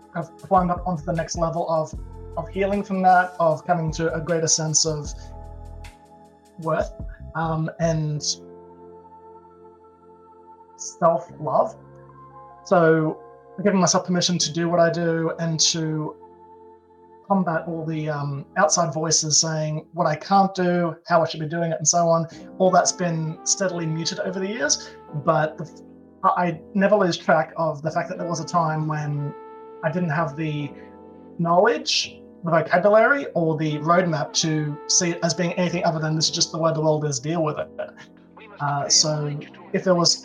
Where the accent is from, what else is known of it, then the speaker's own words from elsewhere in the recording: Australia; I'm Australian